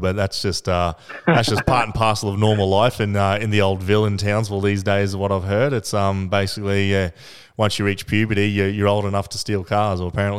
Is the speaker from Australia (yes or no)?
yes; Australia; It's part of being Australian, mate.